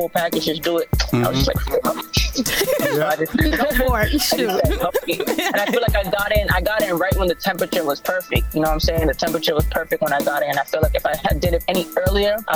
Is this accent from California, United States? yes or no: no; Boston, Massachusetts, United States; I'm from Boston, Massachusetts, born and raised